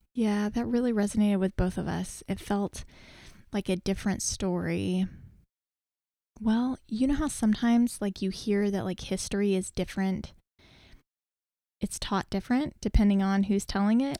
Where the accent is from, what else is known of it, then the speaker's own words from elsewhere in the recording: Texas, United States; we're from Texas